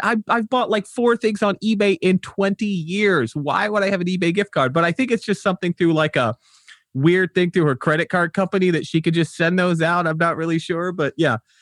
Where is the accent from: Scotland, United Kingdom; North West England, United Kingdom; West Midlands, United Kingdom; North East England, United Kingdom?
West Midlands, United Kingdom; Wolverhampton; now in United States; I was born in Wolverhampton. Uh, that's, that's where I hail from.